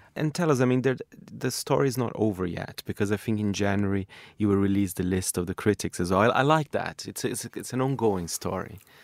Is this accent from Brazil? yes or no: yes; Brazil; moved away; my home country, Brazil